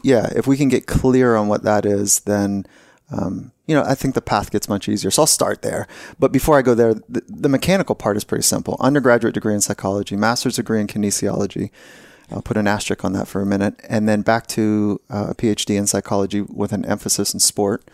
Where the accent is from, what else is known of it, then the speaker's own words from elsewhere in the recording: California, United States; I grew up here in California